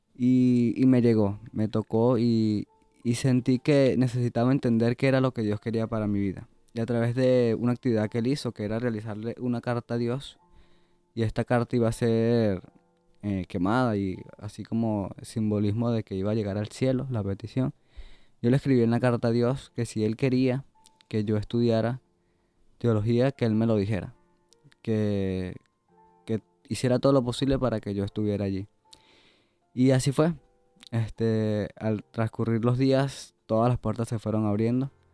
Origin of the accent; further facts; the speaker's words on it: Venezuela; moved away; soy de Venezuela